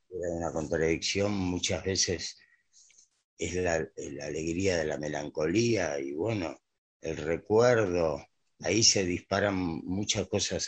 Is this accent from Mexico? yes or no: no; Buenos Aires, Argentina; Yo soy porteño, nací en Buenos Aires